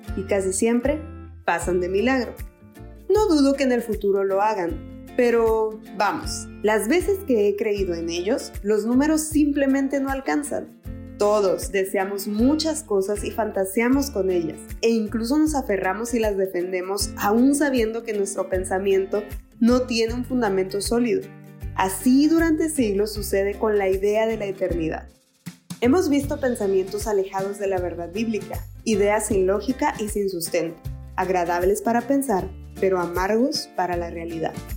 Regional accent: Mexico; soy mexicana.

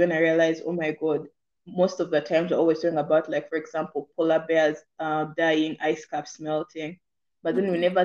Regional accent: Uganda; I'm from Uganda

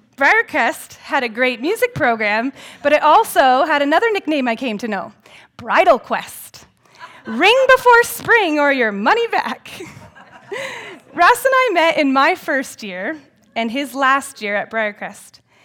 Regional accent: Elmira, Ontario, Canada; also born or lived in United States; I grew up in Elmira and live there still today in my grandparents' former house.

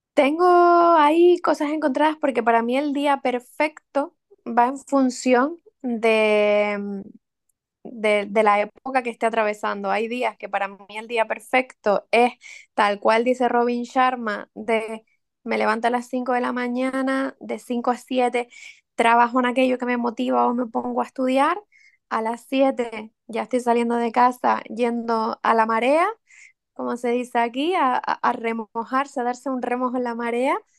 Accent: Santa Úrsula, Canary Islands, Spain; Santa Úrsula, mi pueblo

